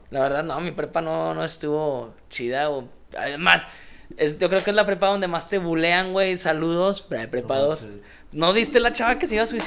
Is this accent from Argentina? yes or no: no; Mexico; pero pues como buen mexicano a putazos, ¿verdad?